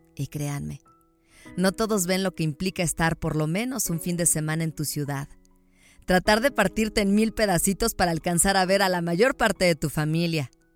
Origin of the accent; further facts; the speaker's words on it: León, Guanajuato, Mexico; moved away as an adult; now in Mexico City, Mexico; Nací en la bonita ciudad de León, Guanajuato